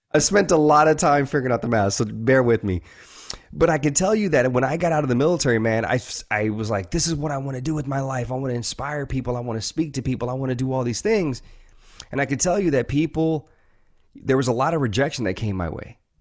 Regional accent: the South, Louisiana, United States; I grew up in, you know, the South. Uh, I was born in Louisiana, uh, in, in the United States

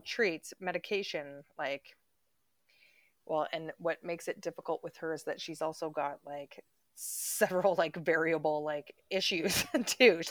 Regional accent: Canada; moved away; we come from Canada

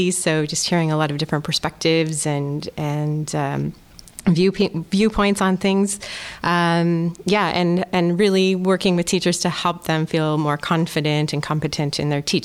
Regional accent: Kamloops, British Columbia, Canada; moved away as an adult; now in Groningen, Netherlands; I'm actually from Western Canada, a small city called Kamloops

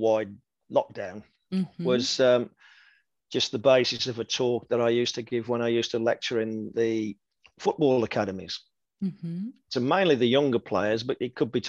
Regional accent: Wolverhampton, West Midlands, United Kingdom; I signed professional forms for Wolverhampton Wanderers, which is my hometown club

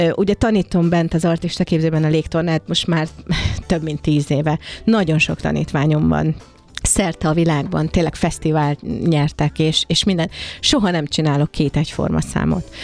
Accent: Hungary; mert magyar vagyok, és jó volt magyarnak lenni a világban

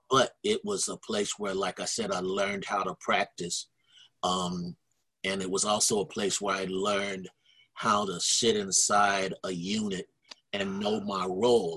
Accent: Ohio, United States; moved away as an adult; also born or lived in Berkeley, California; I'm from Ohio

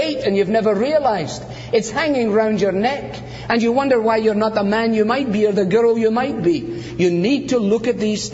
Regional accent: Scotland, United Kingdom; I'm not Scottish for nothing

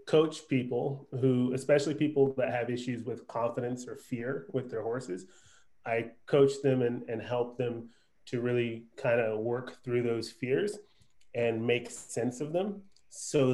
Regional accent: East Coast, United States; now in Texas, United States; I'm originally from the East Coast

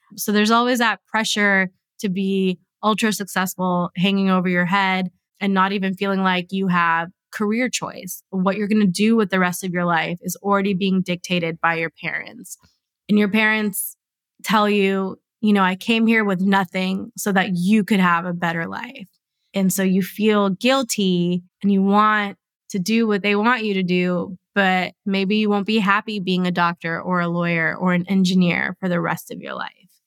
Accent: United States; I was born here, I'm growing up here

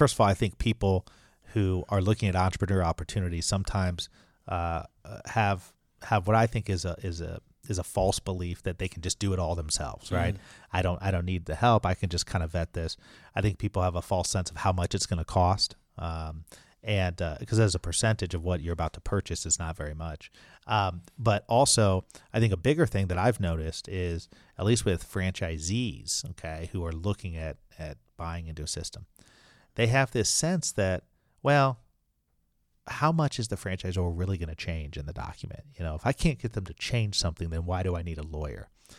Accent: Alabama, United States; accent: Alabama; But that's my Alabama accent.

